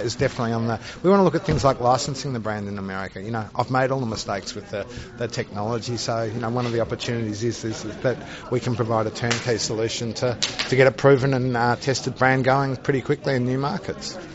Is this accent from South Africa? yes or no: no; Australia; you can probably tell that I'm Australian